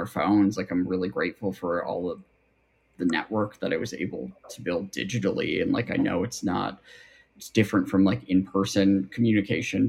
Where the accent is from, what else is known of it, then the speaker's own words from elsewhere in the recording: Buffalo, New York, United States; from Buffalo